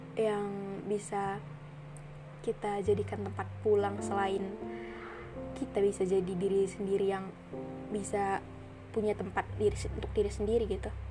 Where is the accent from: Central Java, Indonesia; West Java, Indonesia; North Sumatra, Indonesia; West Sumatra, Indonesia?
North Sumatra, Indonesia; moved away as an adult; now in Bali, Indonesia; Aku dari Sumatera Utara, kuliah di Bali